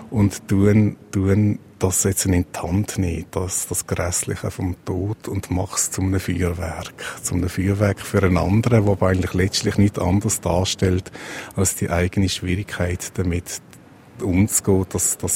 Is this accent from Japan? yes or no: no; Switzerland; weil ich auch relativ reich bin, als Schweizer oder als Schweizerin